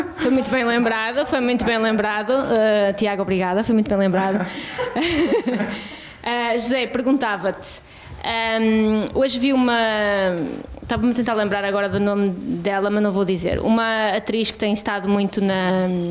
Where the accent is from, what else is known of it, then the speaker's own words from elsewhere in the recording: Trás-os-Montes / Douro, Norte, Portugal; also born or lived in Porto / Guimarães / Cerveira; now in Braga, Portugal; eu não sou de Braga, sou transmontana, sou duriense